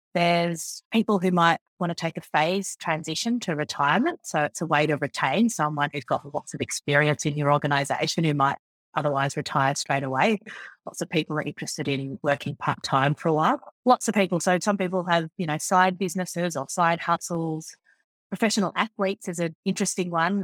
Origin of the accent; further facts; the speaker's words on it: Forbes, New South Wales, Australia; also born or lived in Sydney; I was born in a country town called Forbes out in central West, New South Wales in Australia, and I grew up on a farm out there